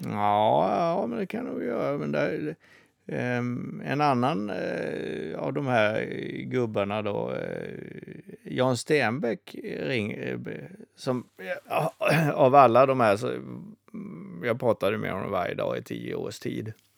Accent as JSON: {"language": "Swedish", "region": "Småland", "country": "Sweden", "said": "jag som är smålänning"}